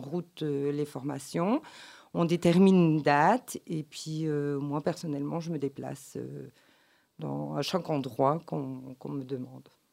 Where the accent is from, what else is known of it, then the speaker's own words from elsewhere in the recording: Belgium; je suis belge et née en Belgique